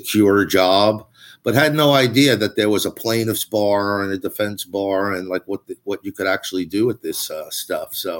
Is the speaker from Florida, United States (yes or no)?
no; Long Island, New York, United States; I'm from Long Island. I grew up in Long Island